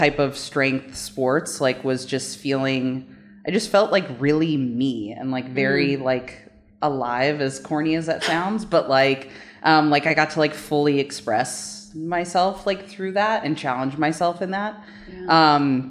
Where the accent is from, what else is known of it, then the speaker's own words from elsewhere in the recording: California, United States; born there; also born or lived in Illinois / Maryland; I was born in California, but we about like every 6 years or so ended up moving. So Illinois, Maryland, back to California.